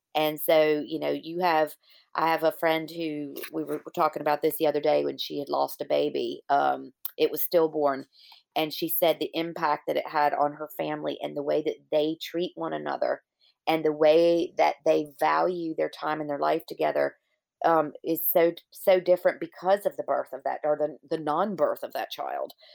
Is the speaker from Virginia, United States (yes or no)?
yes; Virginia, United States; my hometown in Virginia